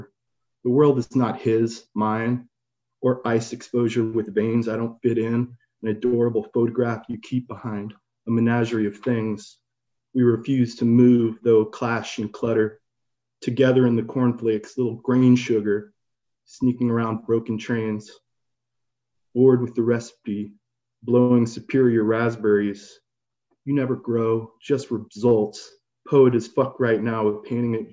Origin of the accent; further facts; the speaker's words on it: Santa Rosa, California, United States; now in Brooklyn, United States; I grew up in Santa Rosa, California, going to City Lights since I was a child